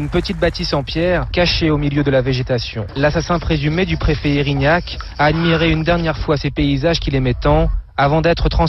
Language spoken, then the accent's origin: French; Corsica, France; Je suis Corse avant tout, je suis né ici, j'ai toujours vécu ici